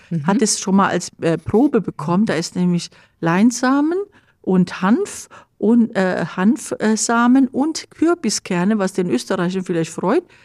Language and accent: German; Germany; bei uns Deutschen